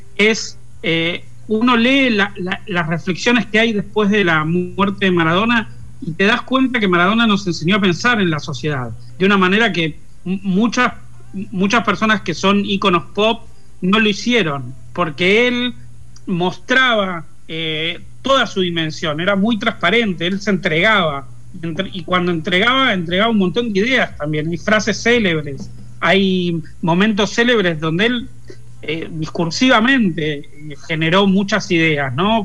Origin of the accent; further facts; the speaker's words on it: Lanús, Buenos Aires Province, Argentina; Nací al borde de Capital, pero a los dos años mi familia se trasladó a Lanús y me crié ahí en Lanús